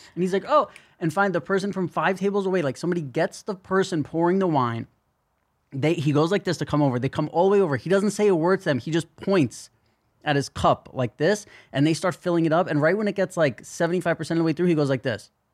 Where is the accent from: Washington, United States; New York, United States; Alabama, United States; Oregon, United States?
New York, United States; New York City; growing up in New York City